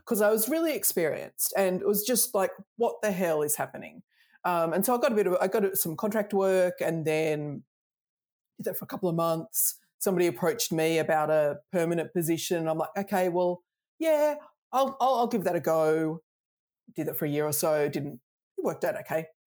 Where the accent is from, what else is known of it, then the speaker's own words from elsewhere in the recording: Australia; accent: Australian; I'm Australian, I grew up Australian